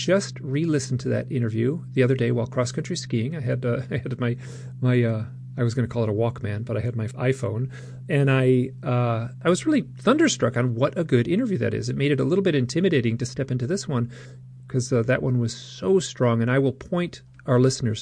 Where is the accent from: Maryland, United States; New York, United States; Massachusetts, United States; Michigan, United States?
Michigan, United States; I am from Michigan